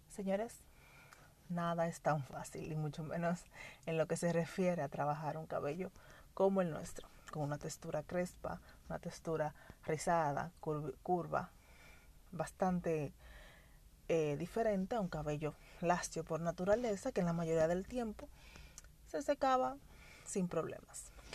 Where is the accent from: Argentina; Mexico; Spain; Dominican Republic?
Dominican Republic; como toda dominicana